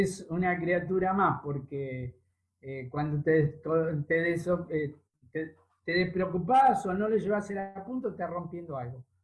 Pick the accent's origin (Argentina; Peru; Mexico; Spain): Argentina; Vicente López, Buenos Aires Province; also born or lived in Villa Ballester, San Martín; nací acá en, Vicente López, acá digo, en Vicente López, en, yo vivo en Villa Ballester, en Partido de San Martín